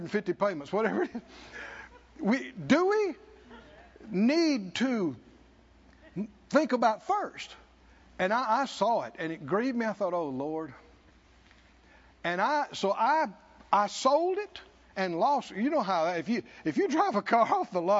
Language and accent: English; the South, United States; I grew up in the South